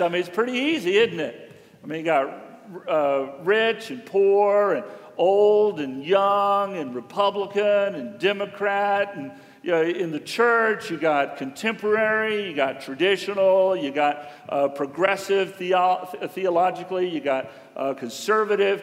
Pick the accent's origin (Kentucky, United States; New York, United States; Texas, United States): Texas, United States; Houston; we both grew up in Houston